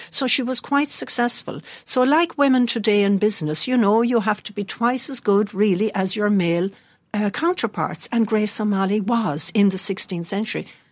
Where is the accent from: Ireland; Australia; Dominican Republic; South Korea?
Ireland; Mayo, Connacht; moved away as an adult; also born or lived in Dublin; most West of Ireland people ended up in Dublin